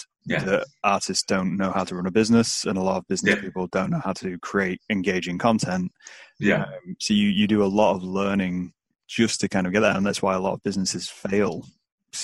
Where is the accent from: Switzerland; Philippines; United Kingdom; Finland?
United Kingdom; Scunthorpe, Yorkshire and the Humber; now in Lincoln, United Kingdom; I'm born and raised in Scunthorpe